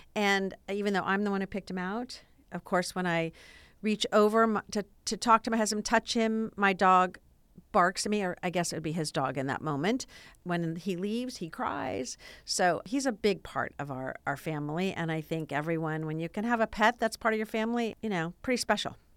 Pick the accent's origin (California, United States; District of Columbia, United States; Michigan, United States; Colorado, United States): California, United States; Los Angeles; I was born and raised in the San Fernando Valley